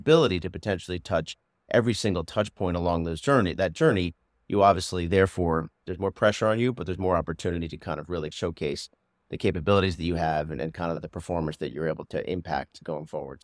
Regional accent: Doylestown, Pennsylvania, United States; moved away as an adult; also born or lived in Maryland / Los Angeles; I grew up in the suburbs of Philadelphia, in Bucks County, in Doylestown

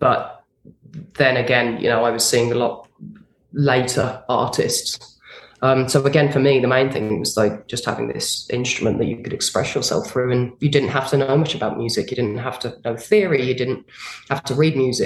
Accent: a small village in England, United Kingdom; being a British girl in a small village in England

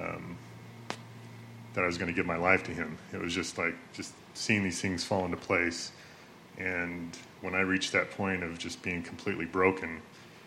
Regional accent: Utah, United States; I grew up in Utah, like my whole life, 29 years, 28 years.

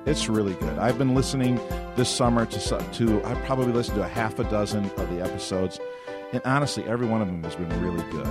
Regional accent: Avon, New York, United States; my hometown of Avon, New York

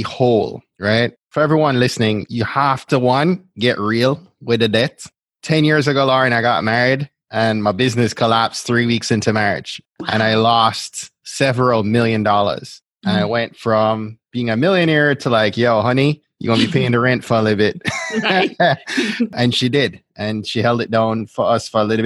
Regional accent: Jamaica; the Jamaican I am

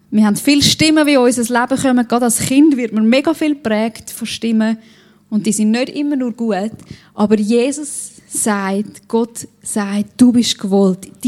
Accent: Switzerland; Als Schweizer kann man sich das ja auch nicht so gut vorstellen, dass jemand vor Freude juchzt.

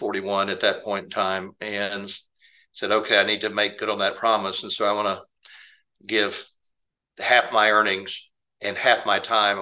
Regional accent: Houston, Texas, United States; Well, born and raised in Houston, Texas, and grew up as a child of the greatest generation. My parents were married 70 years, and I'm the third of three boys, and grew up out in the West Memorial section of Houston

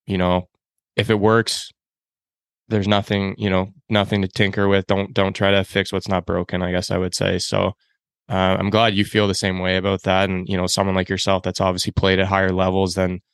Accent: Canada; I grew up in Canada

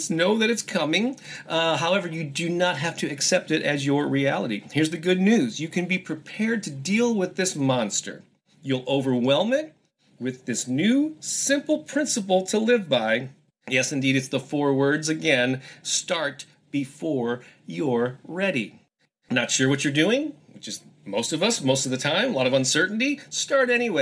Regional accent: St. Louis, Missouri, United States; I published a music newspaper here in my hometown of St. Louis

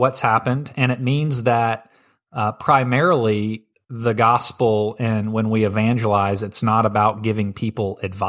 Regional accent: St. Louis, Missouri, United States; also born or lived in Tennessee; Yeah, and I came from St. Louis, so I'm a Blues fan.

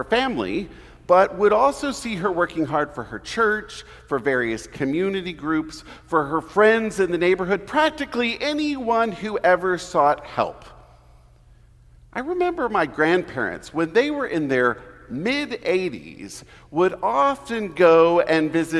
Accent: Houston, Texas, United States; moved away; I am originally from Houston

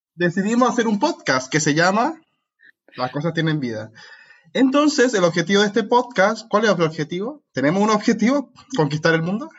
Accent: Santiago, Santiago Metropolitan Region, Chile; moved away; Soy chileno. Hice toda mi licenciatura y máster en Chile

